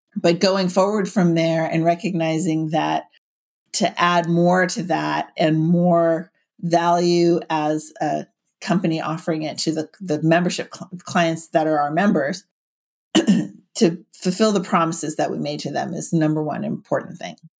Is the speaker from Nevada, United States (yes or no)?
no; Silicon Valley, California, United States; now in Santa Cruz, United States; I grew up in Silicon Valley